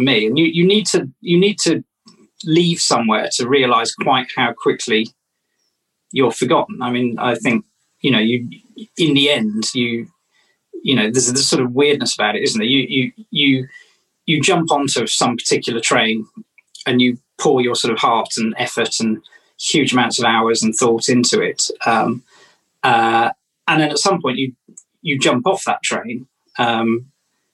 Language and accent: English; Wellington, West Midlands, United Kingdom; moved away; also born or lived in London; I'm from Wellington